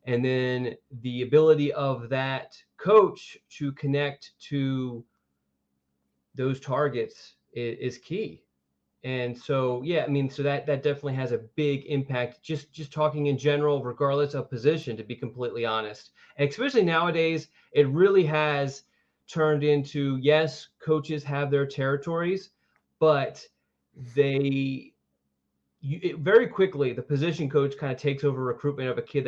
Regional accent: Philadelphia, Pennsylvania, United States; moved away as an adult; most of the people know I'm from Philadelphia, moved down here to go to school and trying to find something

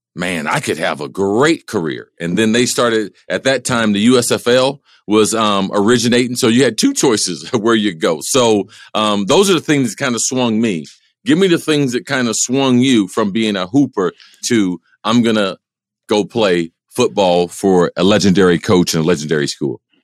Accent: small town outside of Cincinnati, Ohio, United States; I grew up in Ohio, not too much different than Detroit, small town outside of um, Cincinnati

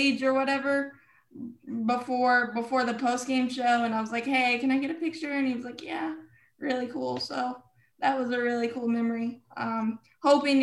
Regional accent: Charlotte, North Carolina, United States; born and raised in Charlotte

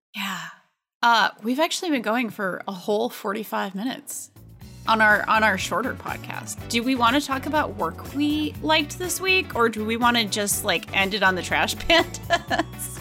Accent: Pawtucket, Rhode Island, United States; my hometown, uh, the Pawtucket Red Sox, uh, Check It, Rhode Island

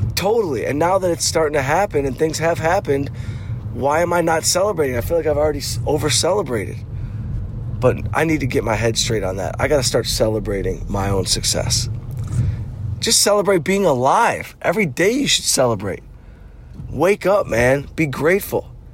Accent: Detroit, Michigan, United States; born or raised there

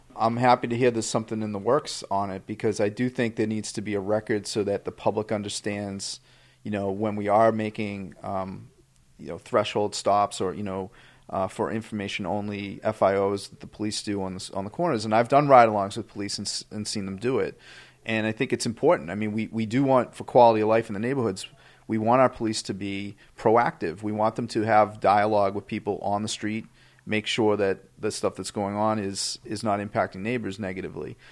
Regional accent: Boston, Massachusetts, United States; we grew up in Dorchester

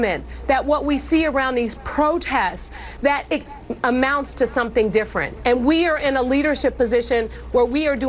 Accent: San Francisco, California, United States; I grew up in San Francisco in poverty, raised by my grandmother.

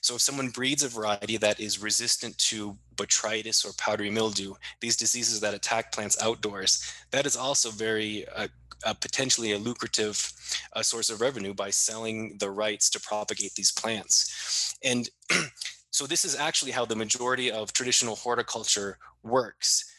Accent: Maine, United States; my home state of Maine

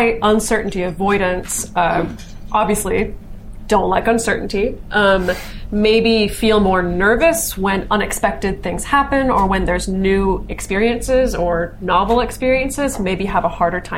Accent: United States; also born or lived in Greece; as an American

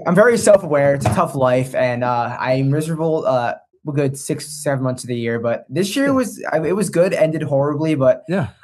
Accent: New Jersey, United States; now in Baltimore, United States; I'm from Jersey.

